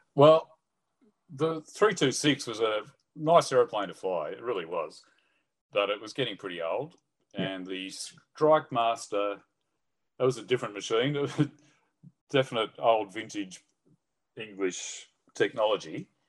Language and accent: English; Sydney, New South Wales, Australia; also born or lived in England; mum, dad, me, and my brother settled in Sydney, and that's where I basically grew up and did all my schooling